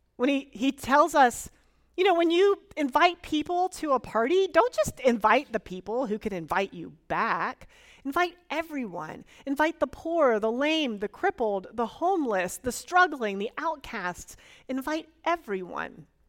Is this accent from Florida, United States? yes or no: yes; Florida, United States; moved away; I am originally from Florida and willing to claim it.